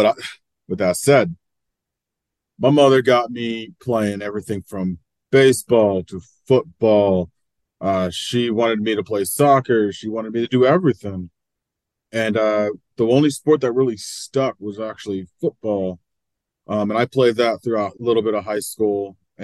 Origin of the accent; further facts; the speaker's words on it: New Jersey, United States; It was rough in a weird way, because like my family, we didn't struggle, but we still had our ups.